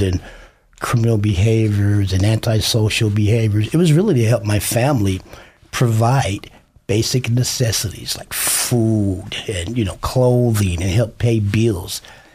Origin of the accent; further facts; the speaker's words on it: Chicago, Illinois, United States; now in Idaho, United States; I'm from Chicago, Illinois